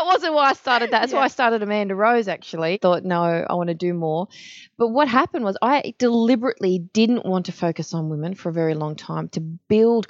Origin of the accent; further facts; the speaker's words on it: Sydney, New South Wales, Australia; I'm from Western Sydney